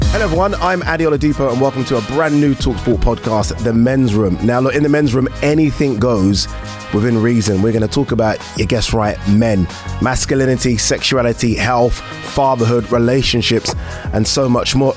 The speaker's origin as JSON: {"language": "English", "country": "United Kingdom", "tie": "born or raised there", "said": "we're British. We're brought, we're born, we're you know brought up here"}